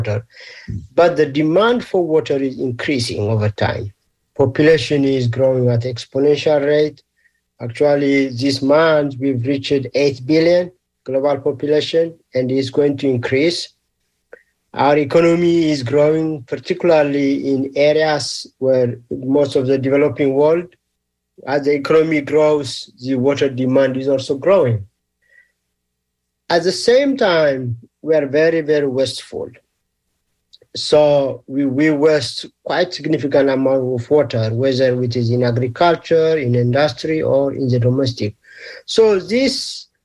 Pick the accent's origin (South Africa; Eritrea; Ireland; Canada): Eritrea; moved away; also born or lived in Ethiopia / Australia / Sweden; I'm originally from Eritrea, which is in East Africa. And I did my elementary, middle, and high school. Also did my first degree in Ethiopia.